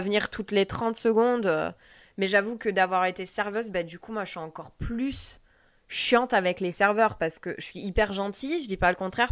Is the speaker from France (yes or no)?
yes; France; moved away; en tant que Française